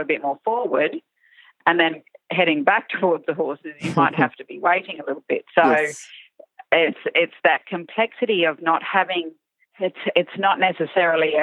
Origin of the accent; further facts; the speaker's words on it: Larrimah, Northern Territory, Australia; also born or lived in Darwin; I grew up in Larrimah, which is central sort of Northern Territory